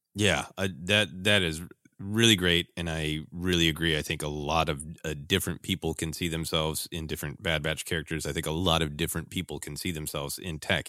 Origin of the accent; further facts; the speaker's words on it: Minnesota, United States; growing up in Minnesota where there are a lot of elements